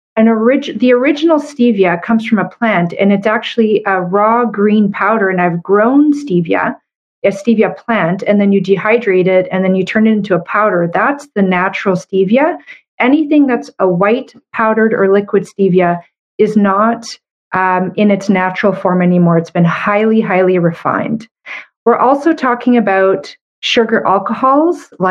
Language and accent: English; Canada; I'm a Canadian medical doctor